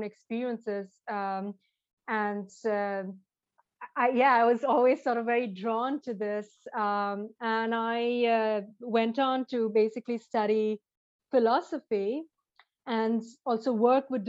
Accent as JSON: {"language": "English", "town": "Mumbai", "region": "Maharashtra", "country": "India", "tie": "born or raised there", "said": "I grew up in India, in Bombay"}